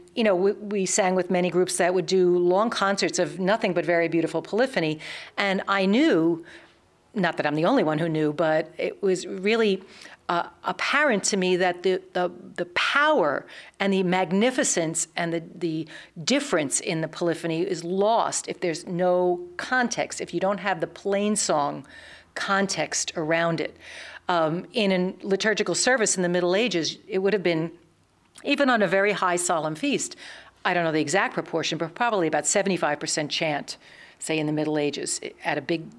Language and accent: English; New York, United States; We're from New York. We started in New York and all sang in other kinds of Renaissance and early music groups.